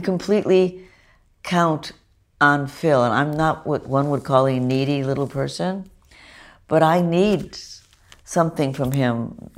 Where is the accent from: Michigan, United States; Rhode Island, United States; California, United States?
California, United States; Los Angeles; I'm from Hollywood